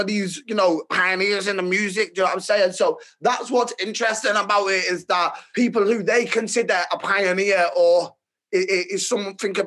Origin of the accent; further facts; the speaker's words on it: Merseyside, North West England, United Kingdom; also born or lived in Chester / Manchester; So I was born in Chester, there till around 7 years old. And then I moved to Manchester and I lived there till around 11. And then I've lived in Merseyside ever since